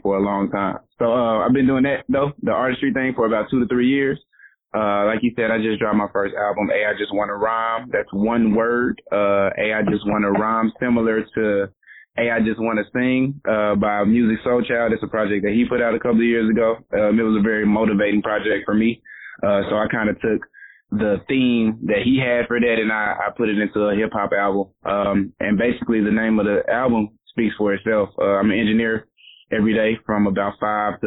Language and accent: English; Pine Bluff, Arkansas, United States; moved away; born and raised in Pine Bluff, from the years of my youth, I think I was out of Pine Bluff for maybe 1 or 2 of those years